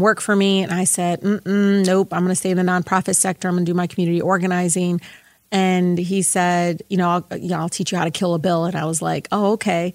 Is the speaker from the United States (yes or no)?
yes; Detroit, Michigan, United States; I grew up in Southwest Detroit